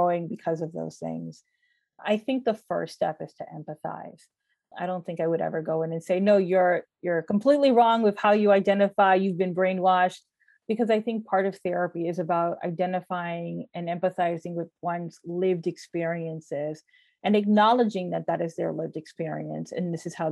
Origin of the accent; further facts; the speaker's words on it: United States; I grew up in the United States, my parents are from the Dominican Republic